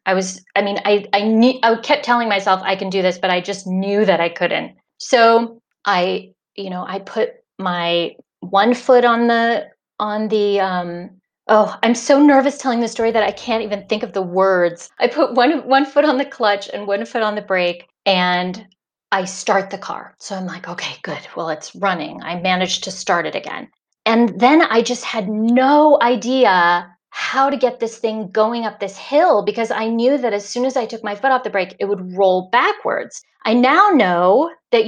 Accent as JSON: {"language": "English", "region": "Indiana", "country": "United States", "tie": "born or raised there", "moved": "as an adult", "lives_now": "Cuenca, Spain", "said": "I grew up in Indiana, which is, you know, corn country, flat, flat, flat"}